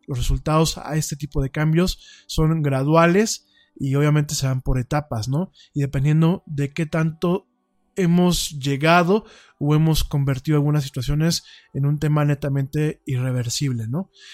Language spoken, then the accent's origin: Spanish; Mexico; Cuando yo critico a mi pueblo, cuando yo critico a los mexicanos, me critico dentro de este espectro